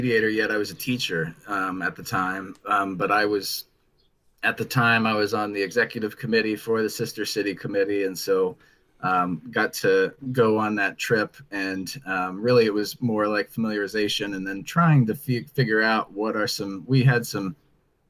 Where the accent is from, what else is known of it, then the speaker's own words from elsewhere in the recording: Dayton, Ohio, United States; I'm from Dayton, Ohio in the US